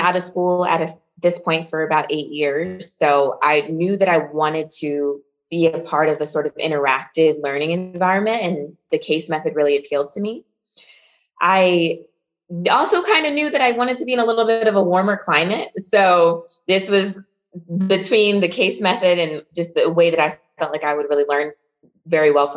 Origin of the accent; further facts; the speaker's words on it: Lansing, Michigan, United States; moved away as an adult; also born or lived in Philadelphia, Pennsylvania; I grew up in Lansing, Michigan, which is the capital city